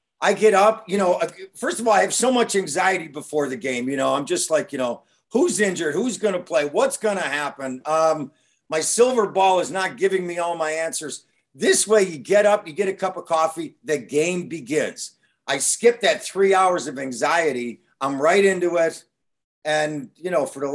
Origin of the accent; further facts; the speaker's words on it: Buffalo, New York, United States; also born or lived in Long Island, New York; I was born there, grew up in Buffalo.